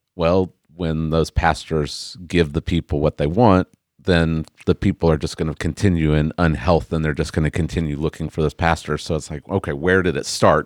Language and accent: English; Oklahoma, United States; I was born and raised in Oklahoma